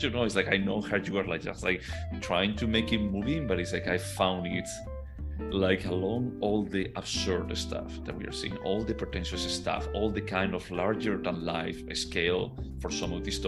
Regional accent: Spain; moved away as an adult; now in United States; when I go back to Spain, I don't really feel like a Spaniard.

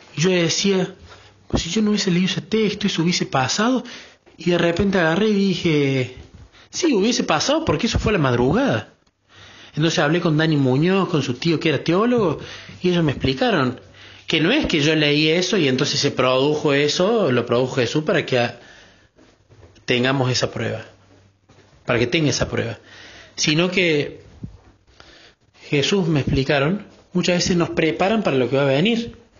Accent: Córdoba, Argentina; de Córdoba, Argentina

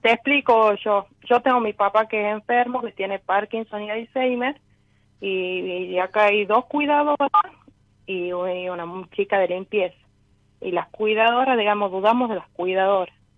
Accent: Tucumán, Argentina; soy de Tucumán

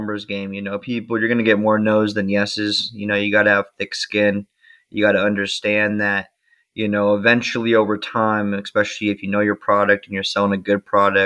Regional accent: Las Vegas, Nevada, United States; now in San Diego, United States; I'm from Las Vegas

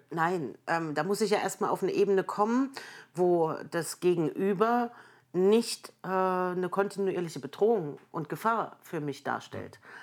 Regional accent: Germany; also born or lived in Erfurt, Thuringia / Merseburg, Saxony-Anhalt / Jena; aufgewachsen in Erfurt und Merseburg bis mhm. zur Wiedervereinigung

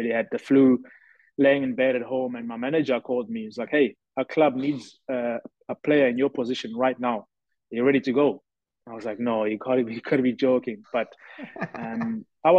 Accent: Durban, KwaZulu-Natal, South Africa; moved away as an adult; also born or lived in Mvelabusha, South Africa / Scotland; now in Germany; I'm originally from South Africa. I'm from a small village called Mvelabusha, but I grew up in Durban.

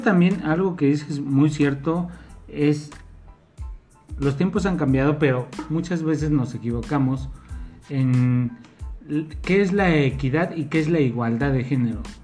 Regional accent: Mexico; nuestra forma de ser como mexicanos

